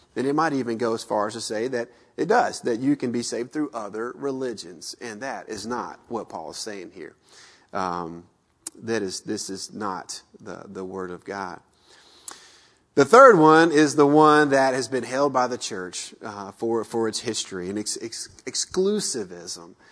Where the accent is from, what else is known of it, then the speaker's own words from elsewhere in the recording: the South, United States; moved away as an adult; we grew up in the South